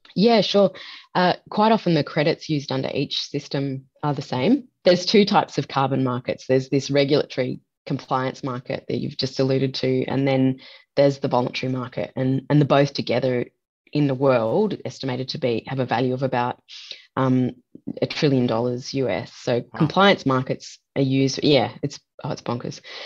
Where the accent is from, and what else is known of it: Australia